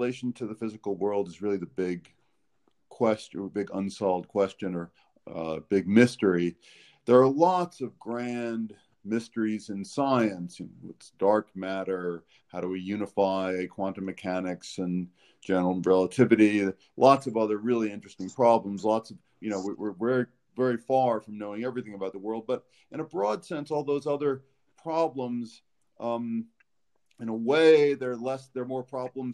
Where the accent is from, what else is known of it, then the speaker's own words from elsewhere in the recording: New York, United States; now in Alabama, United States; I'm from New York originally